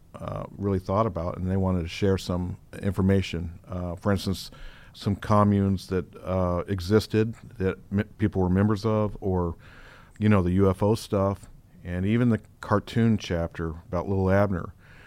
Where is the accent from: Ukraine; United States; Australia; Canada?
United States; Denver, Colorado; I'm from the West, from Denver originally, and I was a tween, 11, 12, something around there.